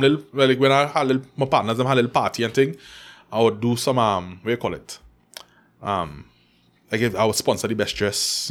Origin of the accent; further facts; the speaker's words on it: Trinidad & Tobago; she and I grew up in McQuire.